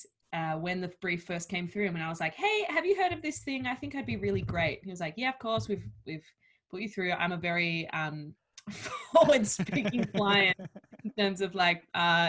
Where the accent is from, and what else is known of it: Australia; accent: Australian